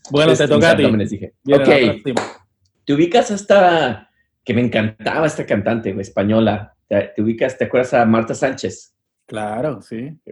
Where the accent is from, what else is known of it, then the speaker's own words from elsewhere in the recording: New York City, New York, United States; now in New York City, United States; Tuve que, como buen neoyorquino, a salir así en la ventana del baño